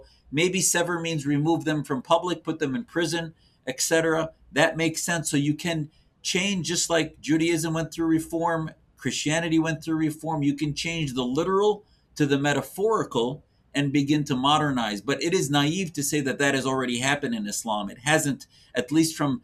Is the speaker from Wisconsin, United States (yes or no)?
yes; Neenah, Wisconsin, United States; I grew up in a small town in Wisconsin, Neenah, Wisconsin, right south of Green Bay